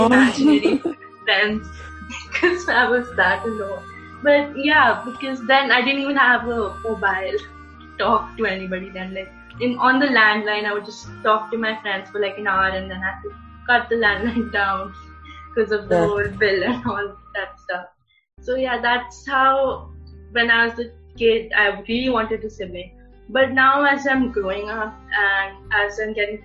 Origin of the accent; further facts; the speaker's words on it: Gurugram, Haryana, India; also born or lived in East India; I'm from East of India, but I've been living in Gurugram, which is North India